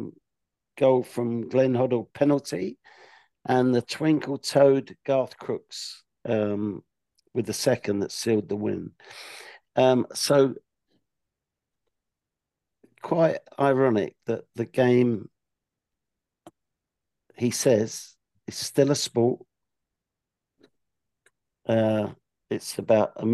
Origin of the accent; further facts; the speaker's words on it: London, United Kingdom; I'm from West London, youngest of three boys. We used to go to QPR 1 week and Brentford the next